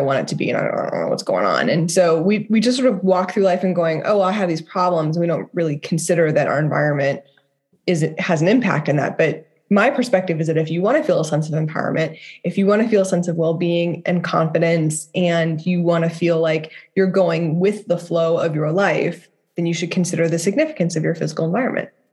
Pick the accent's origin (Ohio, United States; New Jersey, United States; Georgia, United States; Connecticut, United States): Ohio, United States; Dayton; I lived in Dayton, Ohio